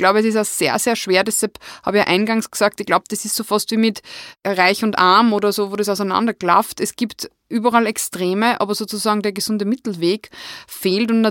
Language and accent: German; Wels, Upper Austria, Austria; ich bin ja aus Wels